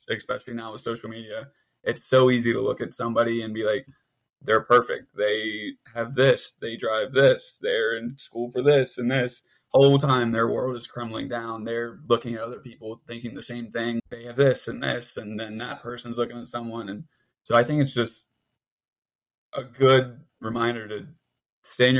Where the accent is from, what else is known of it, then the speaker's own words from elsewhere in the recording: Cincinnati, Ohio, United States; we're from Cincinnati